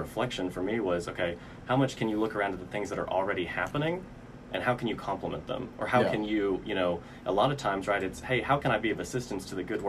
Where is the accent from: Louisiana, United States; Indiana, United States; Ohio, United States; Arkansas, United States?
Arkansas, United States; Fayetteville; also born or lived in Springdale, Arkansas; and I grew up in Fayetteville. I went to school in Fayetteville. My parents were divorced when I was young, and my dad and I actually lived with my great-grandparents over in Springdale, just off by the water park.